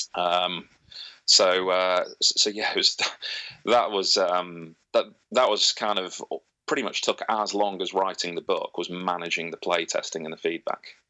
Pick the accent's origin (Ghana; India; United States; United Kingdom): United Kingdom; growing up in Britain with the history lessons we have here